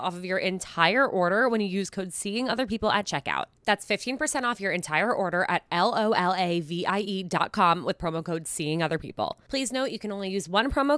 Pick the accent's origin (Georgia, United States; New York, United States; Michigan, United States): New York, United States; Westchester; my hometown in Westchester, New York. We grew up together.